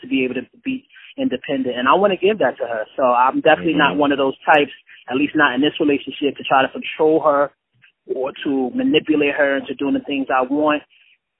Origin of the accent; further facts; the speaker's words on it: Irvington, New Jersey, United States; I'm from Irvington, New Jersey